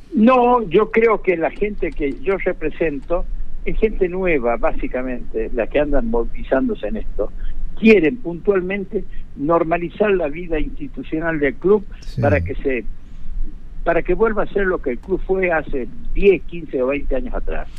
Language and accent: Spanish; Villa Cubas, Catamarca, Argentina; yo soy de, Villacuba, nací y me crié en Villacuba